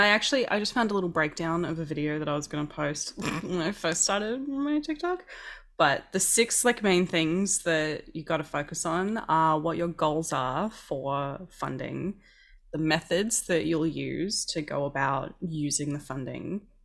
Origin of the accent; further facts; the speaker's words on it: Queensland, Australia; I grew up in Queensland that's, like, basically a second New Zealand.